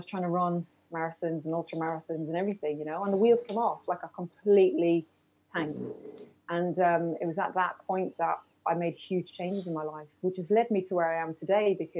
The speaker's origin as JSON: {"language": "English", "country": "Ireland", "said": "being Irish"}